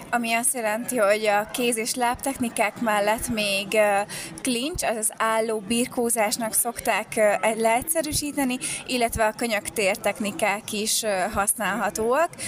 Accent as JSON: {"language": "Hungarian", "country": "Hungary", "said": "én teljesen, és a családom is magyar vagyok."}